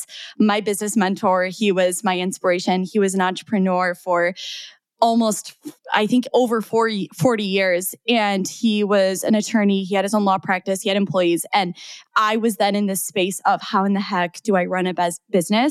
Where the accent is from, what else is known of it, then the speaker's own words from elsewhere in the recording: 3 hours from Chicago, Midwest, United States; now in Chicago, United States; my hometown, which is 3 hours from Chicago